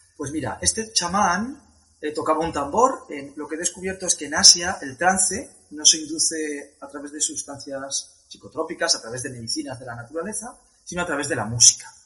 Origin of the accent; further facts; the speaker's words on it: Spain; vengo de España haciendo la ruta de la seda